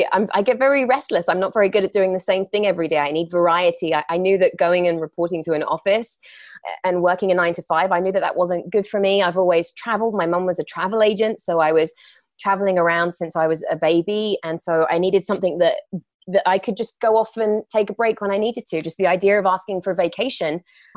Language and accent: English; England, United Kingdom; now in Los Angeles, United States; But no, you are right. I'm from England.